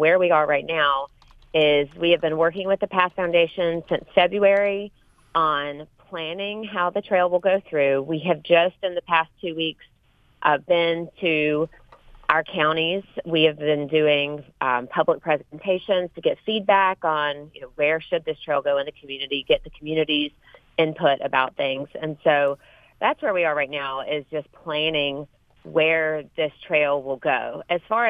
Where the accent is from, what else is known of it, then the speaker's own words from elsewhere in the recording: Sandersville, Georgia, United States; also born or lived in Athens, Georgia; we moved back home to my hometown, Sandersville